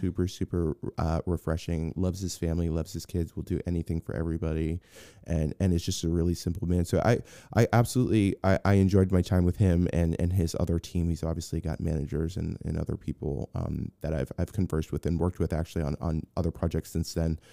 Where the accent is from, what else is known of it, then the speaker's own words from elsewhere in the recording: Boston, Massachusetts, United States; moved away; I'm from Boston